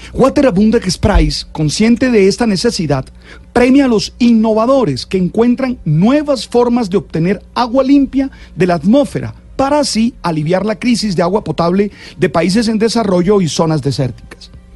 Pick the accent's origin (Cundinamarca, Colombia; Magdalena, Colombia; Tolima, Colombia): Magdalena, Colombia; Santa Marta; Soy de Santa Marta, una ciudad que tiene problemas de agua